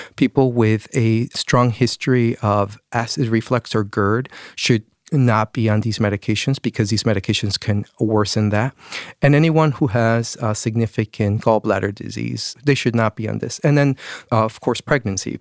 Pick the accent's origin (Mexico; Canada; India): Mexico; moved away; I'm from Mexico